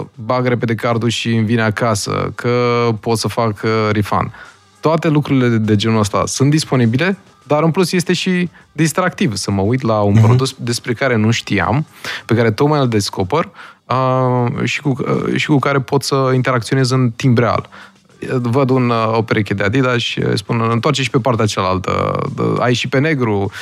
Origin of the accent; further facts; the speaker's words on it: Romania; moved away as an adult; now in Austin, United States; suntem noi români